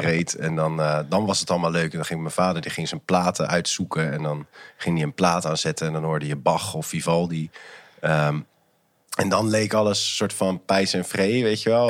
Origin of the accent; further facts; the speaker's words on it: Maassluis, South Holland, Netherlands; also born or lived in Rotterdam; ik ben opgegroeid in Maasluis